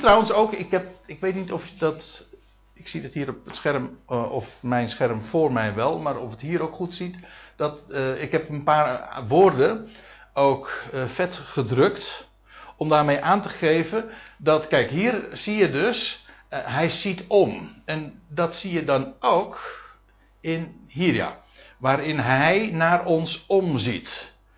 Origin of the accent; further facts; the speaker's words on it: Netherlands; als Nederlanders